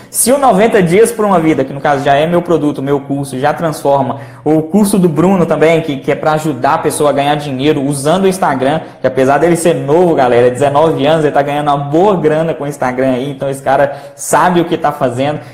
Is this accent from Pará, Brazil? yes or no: no; Belo Horizonte, Minas Gerais, Brazil; eu sou de Belo Horizonte